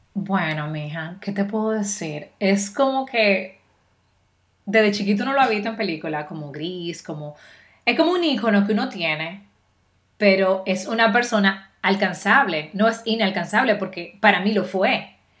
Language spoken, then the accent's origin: Spanish; Dominican Republic; also born or lived in Miami; now in Florida, United States; como tú eres dominicana, tú no puedes dominar un acento neutro